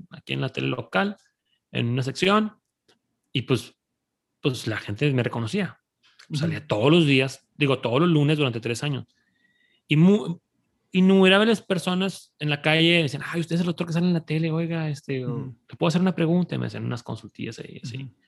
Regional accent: Monterrey, Nuevo León, Mexico

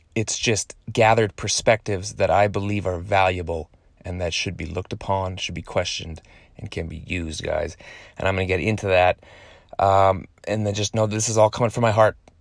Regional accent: Canada; born in Canada, and then I'm Canadian

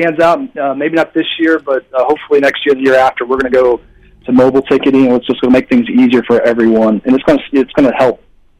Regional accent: Clarksville, Tennessee, United States; Well, it's different because actually I'm from the South. I'm from Clarksville, Tennessee, which is not far from Jonesboro.

